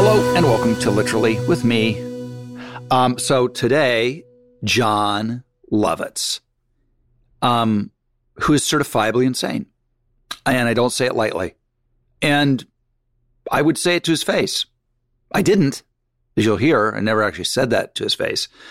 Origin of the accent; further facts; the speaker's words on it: Malibu, California, United States; growing up in Mal, Malibu.